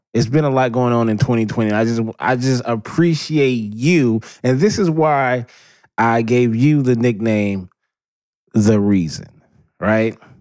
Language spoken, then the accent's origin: English; Southern California, United States; born and raised in Southern California